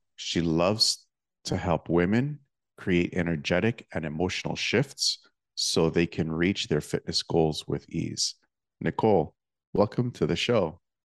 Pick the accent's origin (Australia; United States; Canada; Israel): Canada; Toronto, Ontario; my hometown, well, near my hometown of Toronto